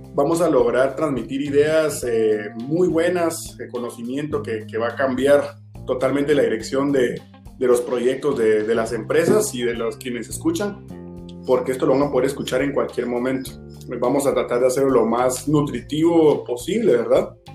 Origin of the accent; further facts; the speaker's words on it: Guatemala; como guatemaltecos